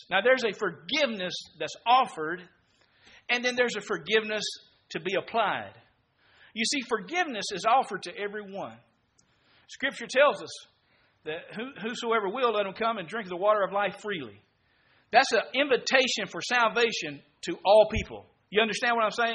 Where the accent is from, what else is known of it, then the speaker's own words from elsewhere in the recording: Mississippi, United States; I'm from Mississippi